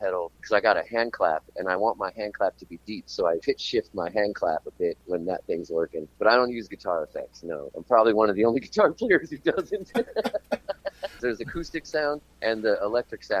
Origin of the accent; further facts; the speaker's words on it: Tucson, Arizona, United States; moved away as an adult; now in Melbourne, Australia; I'm from Tucson. I started doing this in Tucson